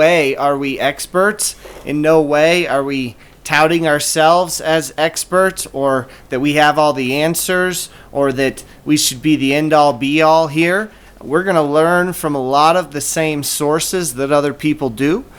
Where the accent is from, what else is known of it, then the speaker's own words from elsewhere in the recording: Fort Collins, Colorado, United States; now in Sterling, United States; I'm from Fort Collins, Colorado, born and raised. Lived in Colorado most of my life